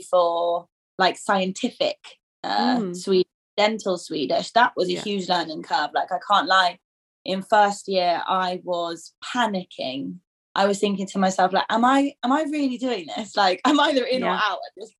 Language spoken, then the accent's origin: English; England, United Kingdom; moved away as an adult; now in Sweden; I'm actually born here, but I grew up in England, so like we moved to England when I was like one